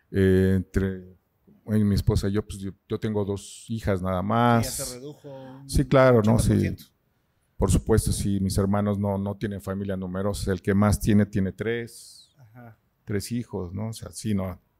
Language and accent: Spanish; Mexico City, Mexico; Pues he vivido en la ciudad, en muchas partes. O sea, mis padres andaban como judíos errantes. Yo nací en la Bondojito.